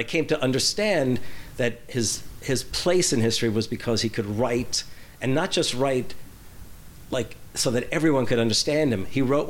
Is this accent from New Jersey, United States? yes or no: yes; New Jersey, United States; when we had moved out to New Jersey